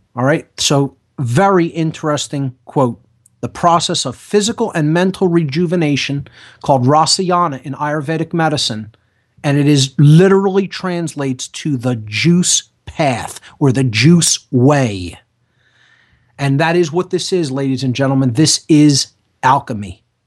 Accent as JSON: {"language": "English", "town": "Philadelphia", "region": "Pennsylvania", "country": "United States", "said": "I'm an Italian from South Philadelphia"}